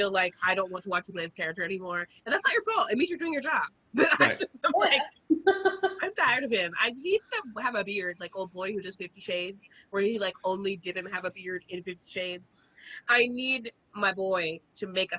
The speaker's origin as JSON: {"language": "English", "region": "South Carolina", "country": "United States", "said": "I'm from South Carolina"}